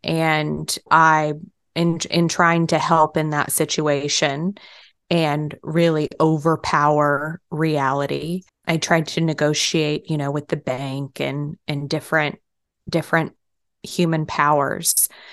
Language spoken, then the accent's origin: English; Texas, United States; moved away as an adult; also born or lived in New York; I moved from Texas to New York for college